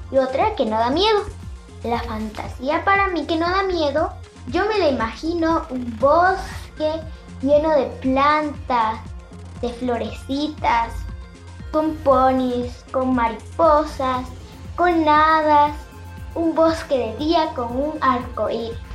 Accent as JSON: {"language": "Spanish", "area": "Zaachila", "region": "Oaxaca", "country": "Mexico", "said": "soy de Oaxaca, de un pueblo de Sachila."}